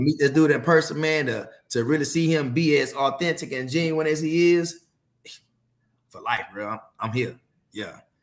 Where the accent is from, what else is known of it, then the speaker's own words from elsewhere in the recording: Fort Worth, Texas, United States; growing up in Fort Worth, the worst zip codes of Fort Worth